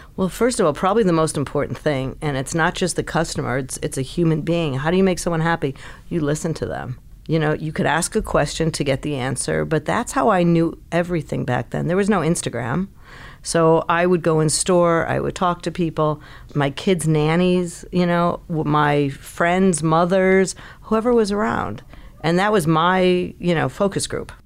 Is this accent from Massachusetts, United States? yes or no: no; Chicago, Illinois, United States; moved away; I grew up in Chicago